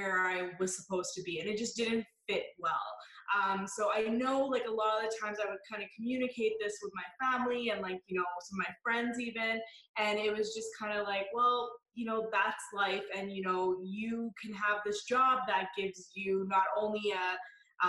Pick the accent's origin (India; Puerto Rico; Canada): Canada; I was born and raised here. So I always say I'm Canadian